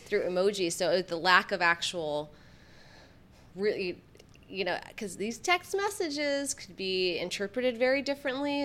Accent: Michigan, United States; I grew up in the Midwest. I grew up in Michigan

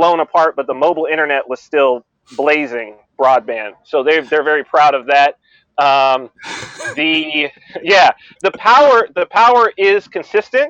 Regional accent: Southern California, United States; moved away as an adult; also born or lived in New Hampshire; now in Saipan, Northern Mariana Islands; I had gone to California because I had my second child. I have two daughters, and we were in New Hampshire being a part of the Free State Project

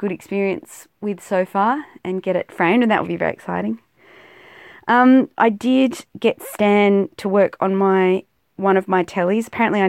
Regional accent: South Australia, Australia; used to think, you know, living out in South Australia, particularly South Australia of Australia, we're more British than the Brits

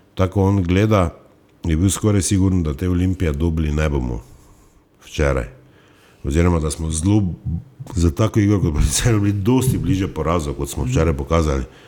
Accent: Styria, Slovenia; Štajerci smo

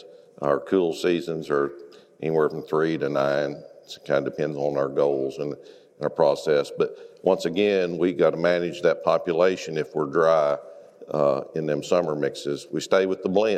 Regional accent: northwest Oklahoma, United States; from northwest Oklahoma. I live about 40 miles below the panhandle of Oklahoma

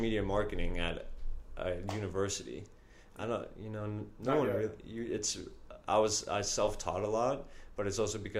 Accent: the suburbs of Virginia, United States; moved away as an adult; now in New York, United States; I'm from the suburbs of Virginia

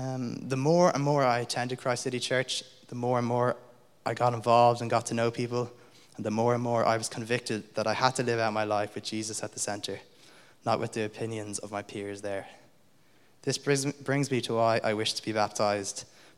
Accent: Munster, Ireland; although I don't sound like it, I was actually born and raised in South County Limerick, not South County Dublin.

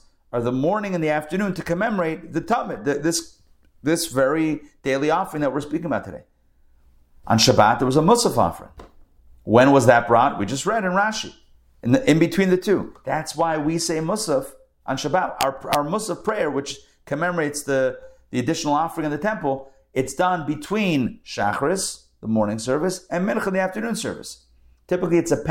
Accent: Pittsburgh, Pennsylvania, United States; growing up in Pittsburgh, there was a department store called Kaufman's.

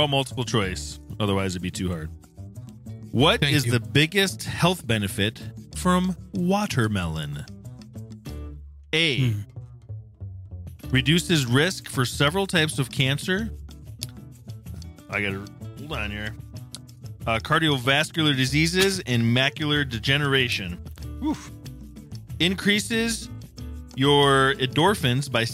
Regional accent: South Dakota, United States; moved away; also born or lived in Lincoln, Nebraska; I'm from South Dakota, so grew up around farmers

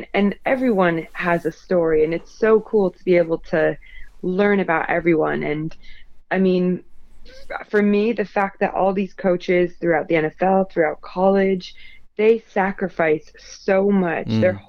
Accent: United Kingdom; Being female, being British, all of that good stuff goes towards it.

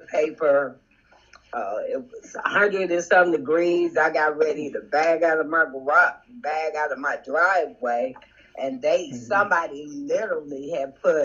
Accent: Gary, Indiana, United States; Born and raised in Gary

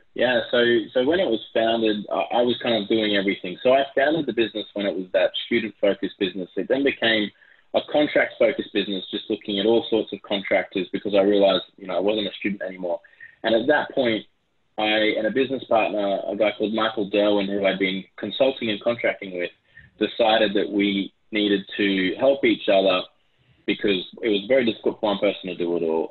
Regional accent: Australia; accent: Aussie; also born or lived in Brisbane, Australia; You can probably tell from my Aussie accent

